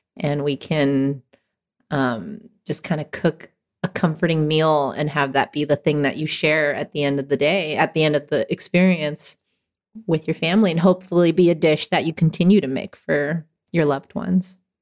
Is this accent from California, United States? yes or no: yes; Hacienda Heights, California, United States; also born or lived in San Gabriel Valley / Whittier; I grew up in Hacienda Heights.